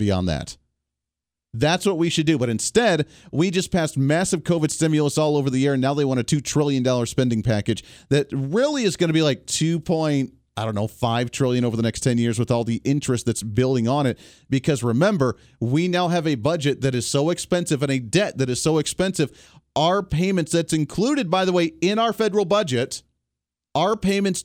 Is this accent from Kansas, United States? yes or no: yes; Kansas, United States; I'm from the Kansas area, my Wichita flagship here